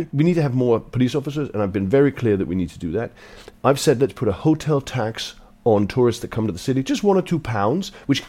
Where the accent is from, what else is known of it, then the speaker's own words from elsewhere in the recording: Denmark; accent: London accent; moved away as an adult; now in London, United Kingdom; So I was born in Denmark. My parents were Polish Jewish refugees, and I came here in the late 90s, and I've just stayed. And the truth is, I came to London...